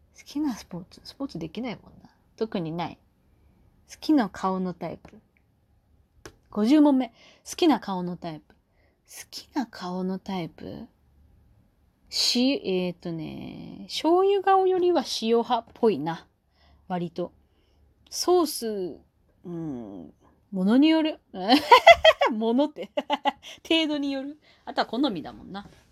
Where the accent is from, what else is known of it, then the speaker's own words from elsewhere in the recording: Kyushu, Japan; moved away; also born or lived in Fukuoka; 九州生まれだけど